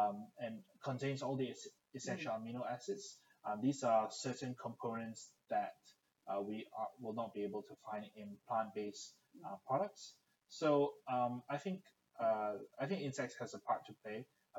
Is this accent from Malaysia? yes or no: yes; Malaysia; also born or lived in United Kingdom; growing up in Malaysia and the UK, consuming insect protein or insects on a whole is not something common of that I'm familiar with.